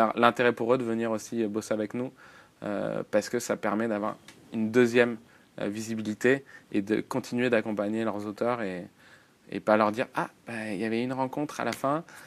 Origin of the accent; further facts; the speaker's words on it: France; on est français, on est francophone